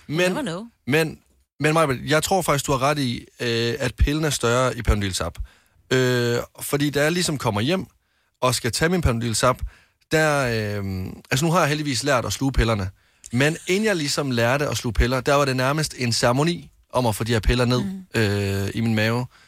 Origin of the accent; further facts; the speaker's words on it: Varde, Southern Denmark, Denmark; moved away; hjemme i Varde